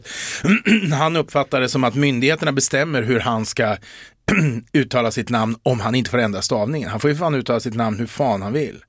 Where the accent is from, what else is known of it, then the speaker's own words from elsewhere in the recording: Eskilstuna, Södermanland, Sweden; jag är från Eskilstuna, men en del som tar mig för stockholmare.